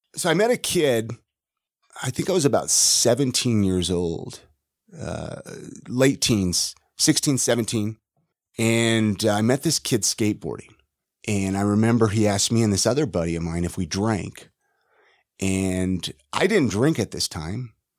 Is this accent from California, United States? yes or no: yes; Ventura, California, United States; moved away; also born or lived in Utah; Born and raised in Ventura, California.